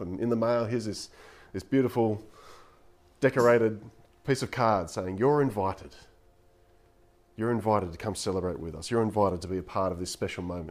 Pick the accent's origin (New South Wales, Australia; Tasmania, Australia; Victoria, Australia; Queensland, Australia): New South Wales, Australia; Coffs Harbour; I grew up in Coffs Harbour